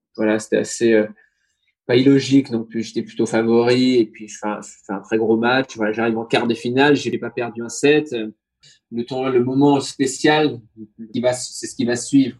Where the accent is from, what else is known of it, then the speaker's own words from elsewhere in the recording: France; je suis français, je suis à l'autre bout du monde